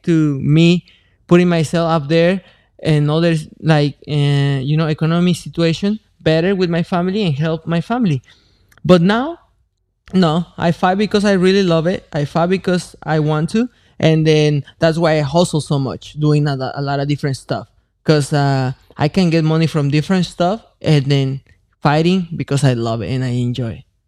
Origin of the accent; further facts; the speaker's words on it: Mexico; moved away; I come from Mexico